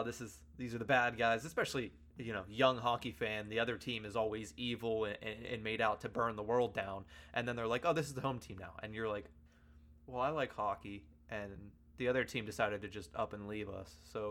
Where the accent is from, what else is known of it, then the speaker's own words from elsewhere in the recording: Johnstown, Pennsylvania, United States; I grew up in Johnstown, Pennsylvania